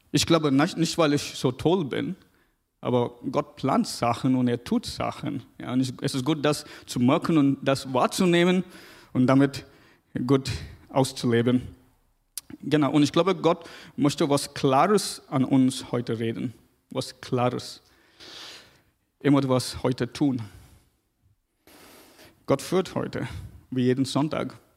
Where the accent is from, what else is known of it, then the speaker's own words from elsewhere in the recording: South India, India; Ich komme aus Indien, aus Südindien, ganz, ganz süd, südlich.